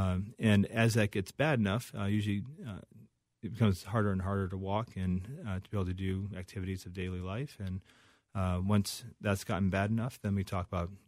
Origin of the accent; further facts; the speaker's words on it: Chicago, Illinois, United States; So from Chicago originally.